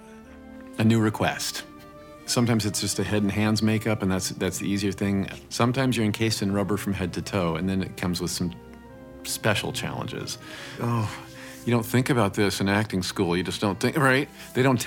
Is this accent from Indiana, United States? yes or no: yes; Indiana, United States; moved away; So I come from Indiana